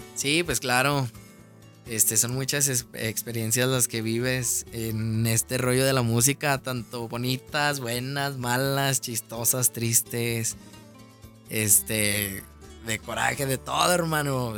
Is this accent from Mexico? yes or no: yes; León, Guanajuato, Mexico; originario soy de aquí, de León, Guanajuato